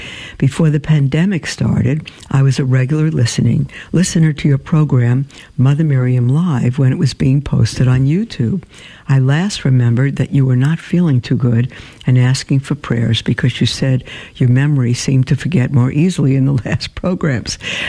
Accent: Cuba; born there; I was born in Cuba, 1995, in what was called the special period

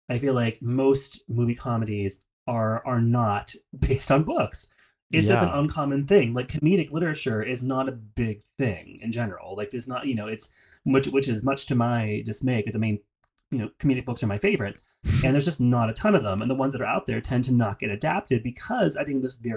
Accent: United States; as American readers

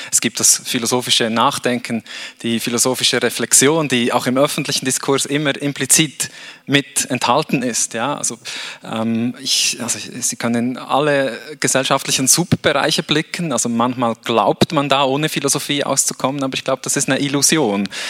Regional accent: Switzerland; ich bin in der Schweiz aufgewachsen

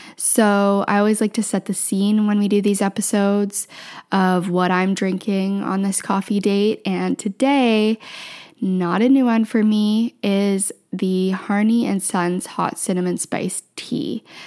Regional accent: Southwestern Ontario, Canada; also born or lived in Ottawa; I grew up in Southwestern Ontario

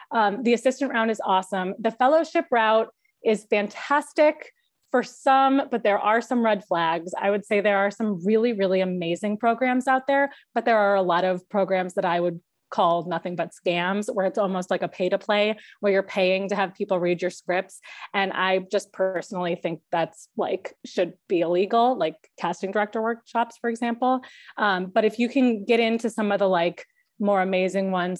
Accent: Chicago, Illinois, United States; moved away as an adult; also born or lived in Wisconsin; now in Los Angeles, United States; I am from Chicago

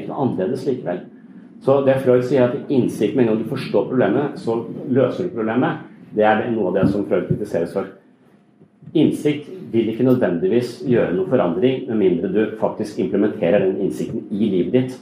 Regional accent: Kristiansand, Agder, Norway; i Kristiansand der jeg kommer fra

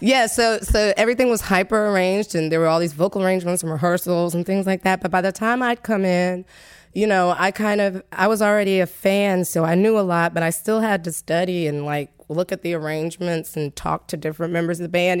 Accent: Tallahassee, Florida, United States; moved away as an adult; I grew up in Tallahassee, and I basically grew up on the campus

